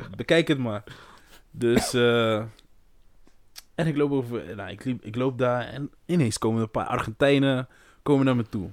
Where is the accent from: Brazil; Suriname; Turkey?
Brazil; now in Netherlands; Ik ben echt Braziliaan. Ook al woon ik hier zo lang. Ik ben Braziliaan.